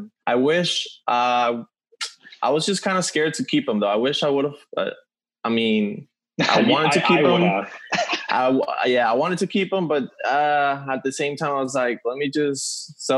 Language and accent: English; Venezuela; I'm from Venezuela